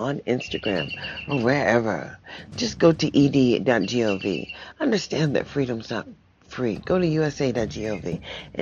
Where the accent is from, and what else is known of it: United States